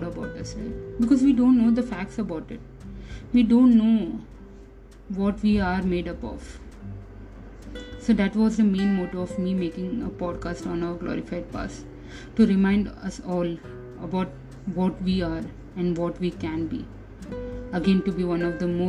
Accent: India; We as an Indian, we belong to our homeland, our mother country

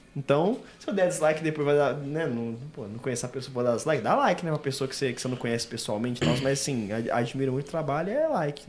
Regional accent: Belo Horizonte, Minas Gerais, Brazil; nós somos de BH

